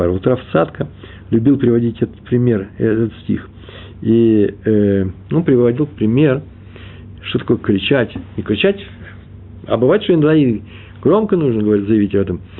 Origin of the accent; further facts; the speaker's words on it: Russia; now in Israel; Я приехал из России.